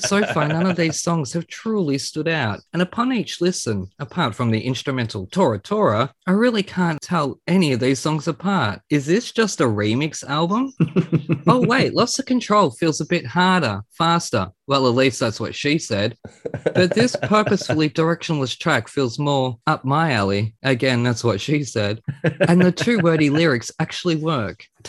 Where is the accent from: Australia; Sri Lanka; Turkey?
Australia; being Australian